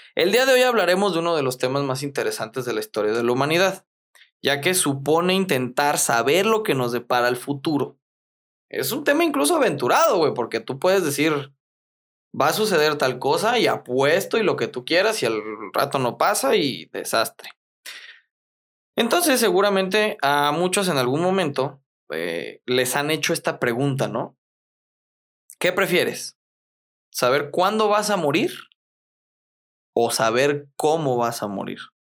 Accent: Mexico

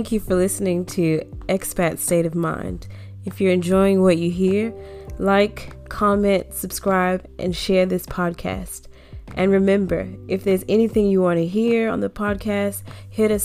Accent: United States; born or raised there; moved away as an adult

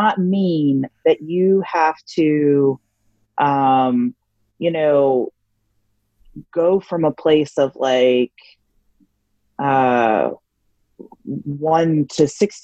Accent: the South, United States; I am like a product of the South

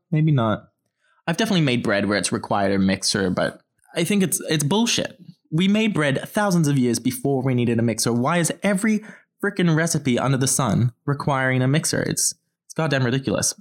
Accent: Australia; I'm from Australia

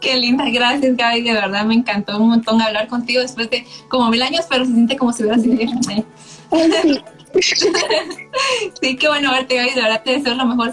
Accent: Guatemala

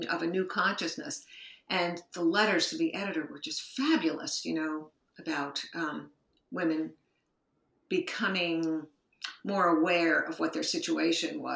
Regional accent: Rutherford, New Jersey, United States; moved away as an adult; now in New York City, United States; I was raised in Rutherford, New Jersey, which is a small town about 20 minutes outside the city

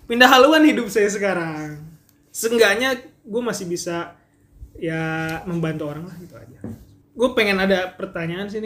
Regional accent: West Java, Indonesia; gue sebagai orang Sunda yang baru ke Purwokerto dan baru merasakan namanya mendoan aneh buat gue

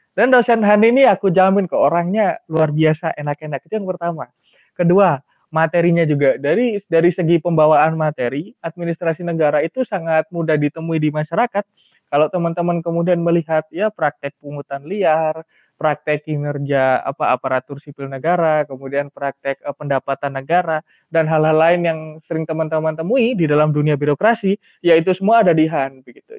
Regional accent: Malang, East Java, Indonesia; aku kebetulan asli Malang

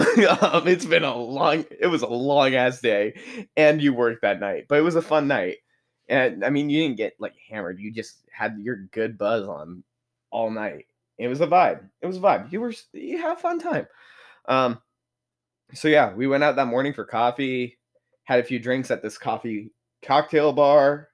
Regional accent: United States; I'm very much American

